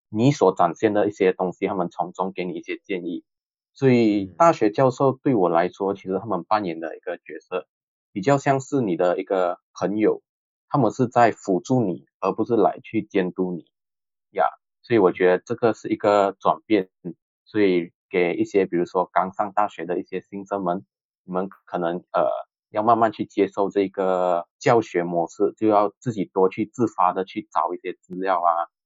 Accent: Sarawak, Malaysia; moved away as an adult; 因为我是来自萨拉瓦，所以我是自己一个人来，过来这里就读

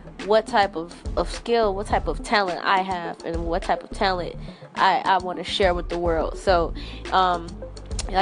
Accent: Chicago, Illinois, United States; I am from Chicago

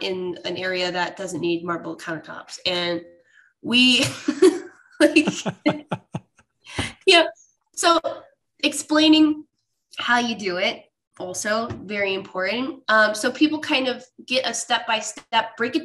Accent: Rochester, New York, United States; This is my hometown, by the way, Rochester.

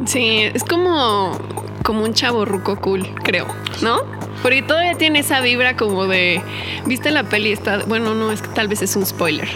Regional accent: Naucalpan, State of Mexico, Mexico; Crecí aquí en la Ciudad de México, toda mi vida he vivido aquí.

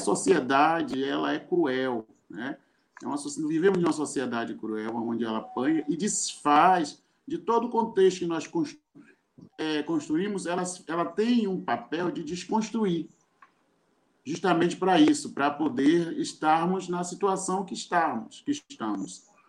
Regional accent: Salvador, Bahia, Brazil; sou de Salvador, Bahia

